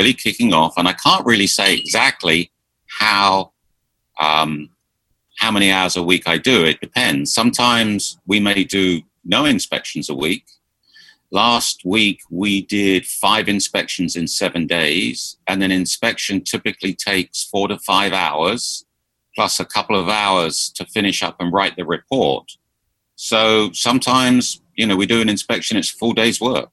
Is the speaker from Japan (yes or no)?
no; United Kingdom; moved away as an adult; also born or lived in Philadelphia, United States; now in Florida, United States; I'm originally from just south of the Thames, just southwest of London.